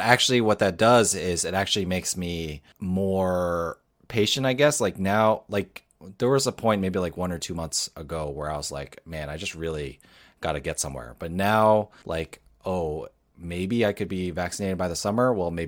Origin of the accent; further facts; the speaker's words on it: United States; We're from New York, New Jersey, so, you know.